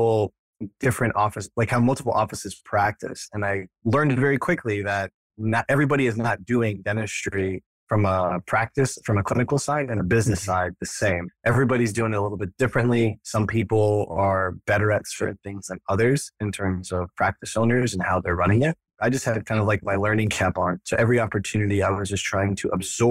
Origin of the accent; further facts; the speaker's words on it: Florida, United States; moved away as an adult; also born or lived in New York / Connecticut; now in Austin, United States; I grew up in Florida and went to dental school up at NYU